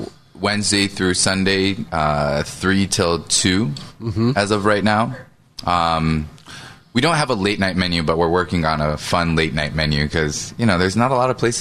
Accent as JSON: {"language": "English", "town": "Seattle", "region": "Washington", "country": "United States", "tie": "born or raised there", "said": "I grew up in Seattle eating Seattle teriyaki"}